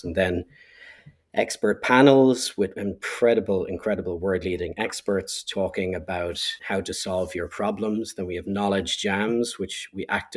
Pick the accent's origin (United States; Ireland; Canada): Ireland; being Irish